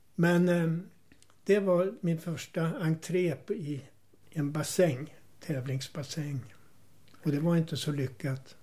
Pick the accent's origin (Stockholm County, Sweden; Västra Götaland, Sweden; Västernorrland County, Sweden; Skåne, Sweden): Västernorrland County, Sweden; Härnösand; now in Tyresö, Sweden; jag är uppvuxen i Härnösand i början på 1930-talet